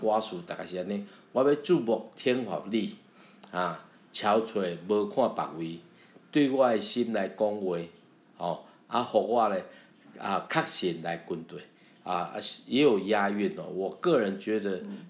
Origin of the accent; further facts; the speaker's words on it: Taiwan; accent: Taiwanese Mandarin (台湾国语), Taiwanese accent; first language Taiwanese Hokkien; Chinese is a second language; 我会讲国语啊，可是我的国语就是台湾国语啊